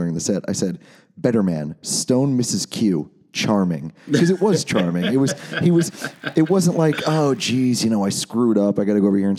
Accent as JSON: {"language": "English", "area": "Long Island", "region": "New York", "country": "United States", "tie": "born or raised there", "said": "grew up in the town next to where Randy and I grew up on Long Island"}